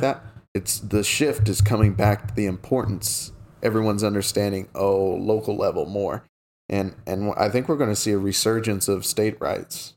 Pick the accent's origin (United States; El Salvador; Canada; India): United States; Oklahoma; I come from Oklahoma where we depend on oil and gas